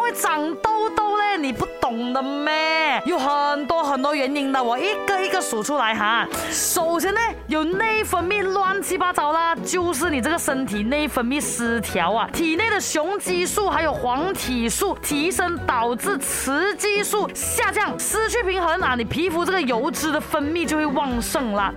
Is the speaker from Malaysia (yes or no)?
yes; Malaysia; 作为马来西亚人